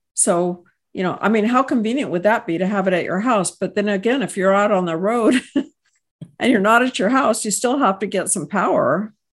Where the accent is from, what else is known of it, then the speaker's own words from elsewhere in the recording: Texas, United States; I hail from Texas